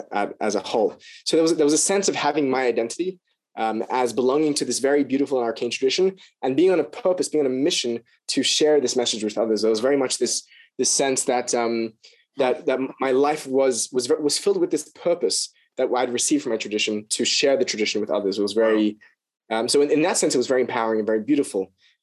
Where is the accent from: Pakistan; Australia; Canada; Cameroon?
Australia; Sydney, New South Wales; All right. So I was born in Sydney, Australia. My dad's American, which is why my accent is not fully Australian. I was born into a Hasidic family. My parents were sent to Sydney, actually